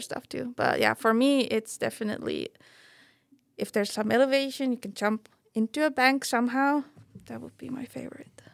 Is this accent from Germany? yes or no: no; Estonia; moved away as an adult; growing up in Estonia, not having mountains